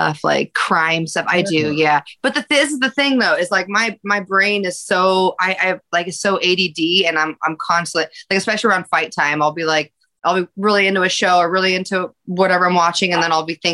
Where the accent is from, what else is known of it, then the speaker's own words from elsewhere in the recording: Alaska, United States; moved away as an adult; I lived there till I was 18. So I was like born and raised